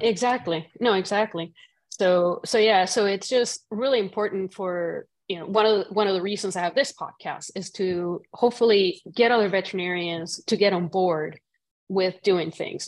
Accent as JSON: {"language": "English", "country": "Puerto Rico", "tie": "born or raised there", "moved": "yes", "said": "growing up in Puerto Rico"}